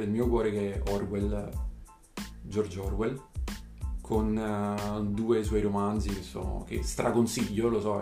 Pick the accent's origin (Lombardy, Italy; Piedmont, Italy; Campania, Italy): Campania, Italy; province of Naples; also born or lived in Parma; sono originario della provincia di Napoli